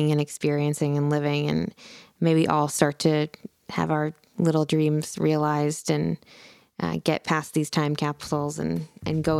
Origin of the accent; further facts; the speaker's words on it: Philadelphia, Pennsylvania, United States; moved away; also born or lived in New York; I grew up in Philadelphia, I was so close to New York